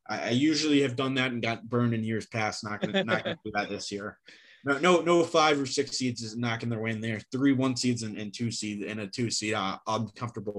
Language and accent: English; Charlotte, North Carolina, United States; now in Philadelphia, United States; I'm from Charlotte, North Carolina